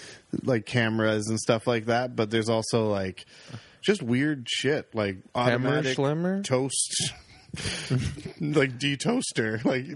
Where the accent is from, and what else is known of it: Oakville, Ontario, Canada; born or raised there